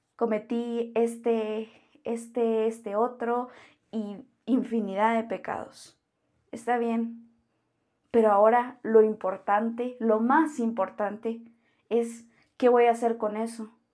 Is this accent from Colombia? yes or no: no; Guatemala; soy de Guatemala